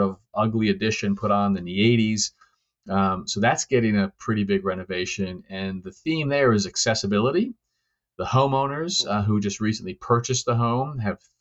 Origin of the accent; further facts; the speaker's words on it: New England, United States; I'm from New England